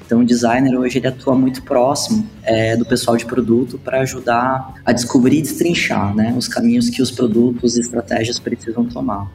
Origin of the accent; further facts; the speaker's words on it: Curitiba, Paraná, Brazil; now in Blumenau, Brazil; sou curitibano, mas moro em Blumenau hoje.